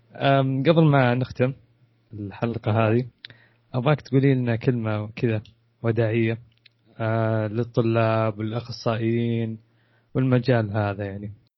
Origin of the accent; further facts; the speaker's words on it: Saudi Arabia; عندنا في السعوديه